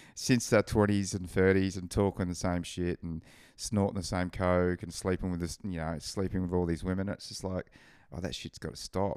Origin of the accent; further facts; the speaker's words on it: Gold Coast, Queensland, Australia; growing up on the Gold Coast, you don't really have seasons